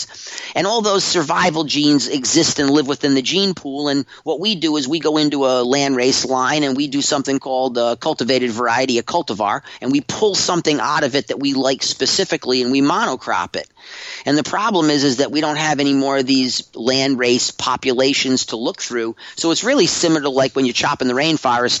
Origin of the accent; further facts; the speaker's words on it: Humboldt County, California, United States; I'm from Humboldt County